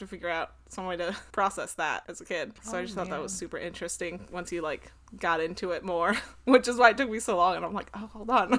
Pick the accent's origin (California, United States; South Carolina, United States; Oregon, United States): Oregon, United States; And then we ended up in Oregon.